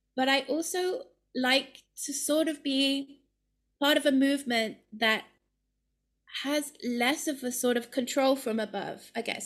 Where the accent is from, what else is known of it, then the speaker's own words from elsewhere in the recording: United Kingdom; moved away as an adult; also born or lived in London / Ireland; now in Amsterdam, Netherlands; as a British person